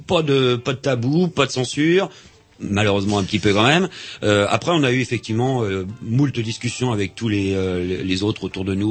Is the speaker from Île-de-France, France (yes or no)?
no; Vannes, Brittany, France; now in Rennes, France; comme je suis né à Vannes et on habite à, à Rennes depuis, euh, trente ans